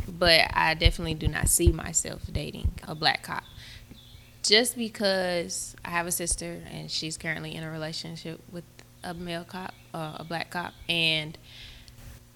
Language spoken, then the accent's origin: English; Georgia, United States; I was born and raised here in Georgia.